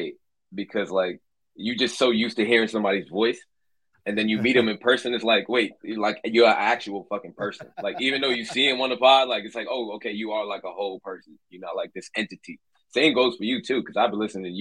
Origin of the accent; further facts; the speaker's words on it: New York City, New York, United States; moved away as an adult; now in Los Angeles, United States; I'm from Brooklyn, New York. My parents are Trinidadian.